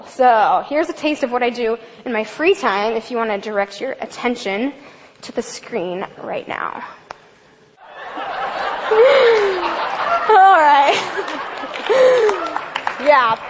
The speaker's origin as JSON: {"language": "English", "town": "Olympia", "region": "Washington", "country": "United States", "tie": "born or raised there", "said": "I grew up in Olympia, O-Town represent"}